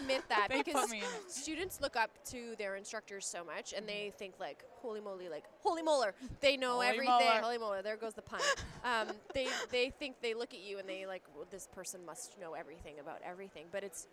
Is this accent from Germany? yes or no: no; Canada; I'm from Canada